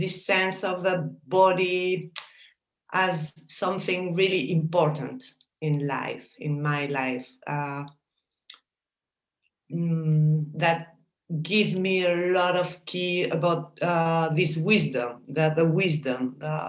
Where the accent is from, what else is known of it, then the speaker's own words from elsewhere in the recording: Paris, Île-de-France, France; also born or lived in Basque Country, Spain; I was born in France, in Paris, because my parents emigrate to France. They are Spanish from the Basque country.